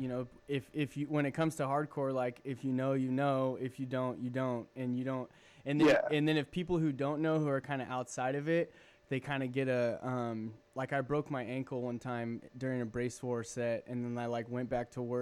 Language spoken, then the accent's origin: English; Corona, California, United States; also born or lived in Virginia; I grew up in Corona